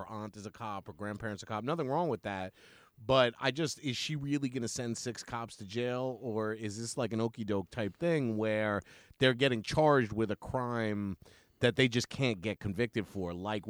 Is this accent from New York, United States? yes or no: yes; New York City, New York, United States; I grew up on Eastern Parkway between Franklin and Clausen